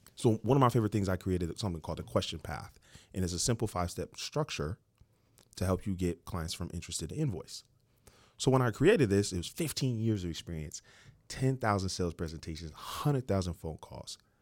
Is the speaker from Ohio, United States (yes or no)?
yes; Dayton, Ohio, United States; moved away as an adult; also born or lived in Cincinnati, Ohio; now in Atlanta, United States; I grew up in Ohio. uh, Dayton, Ohio.